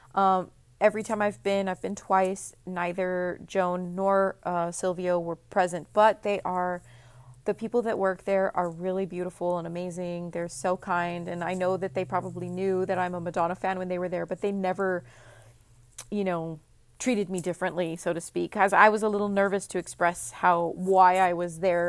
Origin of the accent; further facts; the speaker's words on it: Texas, United States; I'm from Texas, grew up in Texas, and, um, live in Texas right now